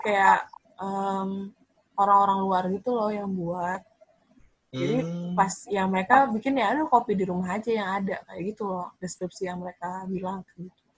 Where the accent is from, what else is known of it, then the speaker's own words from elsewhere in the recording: Indonesia; kita orang Indo